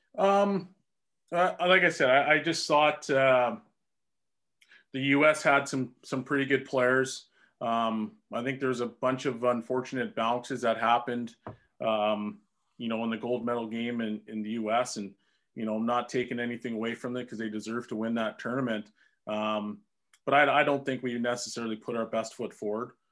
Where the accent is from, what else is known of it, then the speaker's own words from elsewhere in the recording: Edmonton, Alberta, Canada; it's my hometown.